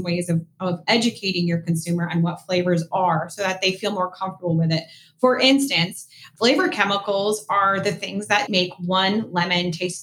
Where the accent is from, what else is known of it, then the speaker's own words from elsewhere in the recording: East Coast, United States; I am from the East Coast